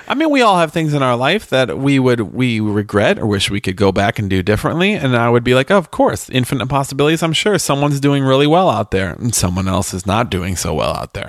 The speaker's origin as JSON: {"language": "English", "country": "United States", "said": "we as Americans"}